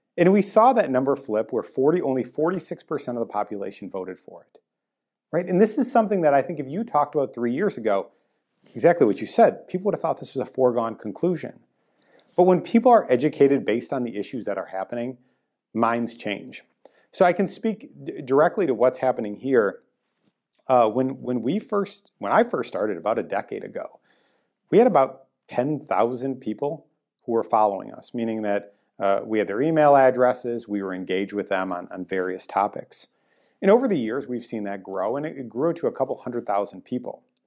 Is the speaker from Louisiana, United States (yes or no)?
no; Green Bay, Wisconsin, United States; now in Illinois, United States; I grew up in Green Bay